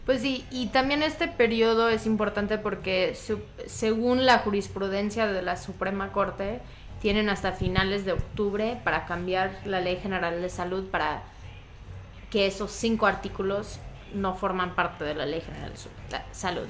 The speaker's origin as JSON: {"language": "Spanish", "region": "Veracruz", "country": "Mexico", "moved": "yes", "lives_now": "Mexico City, Mexico", "said": "yo soy de Veracruz, nací ahí"}